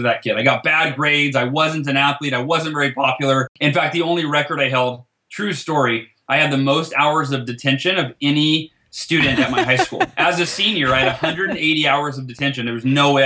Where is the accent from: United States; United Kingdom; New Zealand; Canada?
United States; Oakhurst, California; my hometown, Oakhurst, California